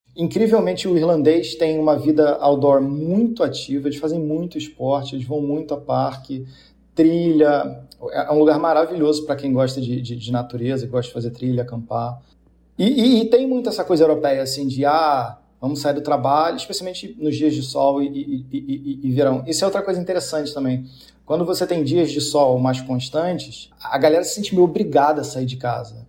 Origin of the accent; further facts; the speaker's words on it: Rio de Janeiro, Brazil; moved away as an adult; also born or lived in São Paulo; now in Dublin, Ireland; eu sou do Rio